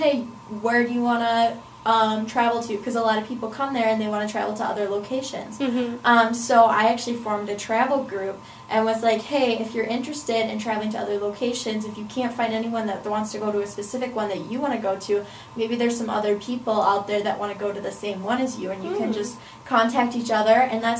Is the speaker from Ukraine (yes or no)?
no; Wales, United Kingdom; Yes, most of it was within Wales. I would say I really wanted to explore my home country.